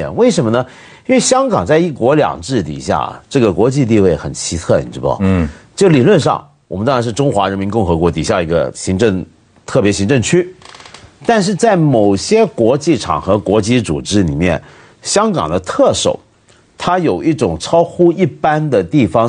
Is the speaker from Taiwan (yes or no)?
no; Guangdong, China; 就是就像我们广东人一句话。讲 sorry 当食生菜。